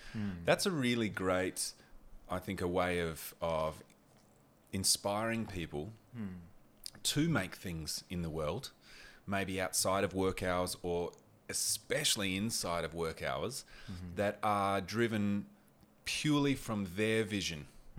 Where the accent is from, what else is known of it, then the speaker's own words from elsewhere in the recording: Port Lincoln, South Australia, Australia; also born or lived in Port Augusta; I just never had that growing up in Port Lincoln, Port Augusta.